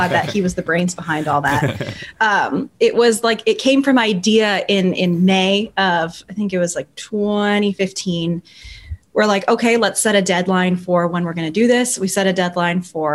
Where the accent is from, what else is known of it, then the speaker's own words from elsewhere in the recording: Burbank, California, United States; I grew up in California, Burbank, right where I still live.